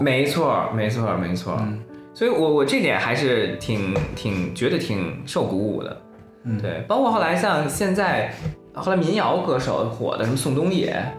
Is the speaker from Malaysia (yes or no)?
no; China; 所以你会发现，有时候我们中国人还挺这个有意思的。